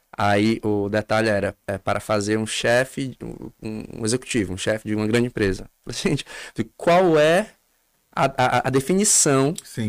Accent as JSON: {"language": "Portuguese", "town": "Fortaleza", "region": "Ceará", "country": "Brazil", "tie": "born or raised there", "said": "uma vizinha lá no meu bairro, em Fortaleza"}